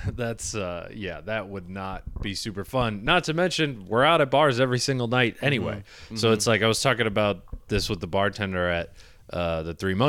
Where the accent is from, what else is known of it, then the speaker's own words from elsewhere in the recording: Midwest, United States; growing up in the Midwest, that's very nice.